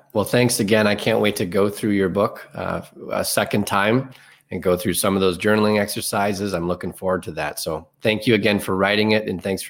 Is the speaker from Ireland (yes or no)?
yes; Ireland; I'm very Irish, so hopefully you don't take offense to that.